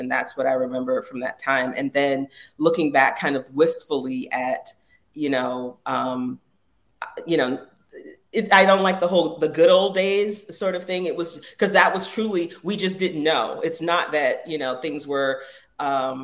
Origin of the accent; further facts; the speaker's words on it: Jacksonville, Florida, United States; I grew up in the South. In Jacksonville, Florida, when I was growing up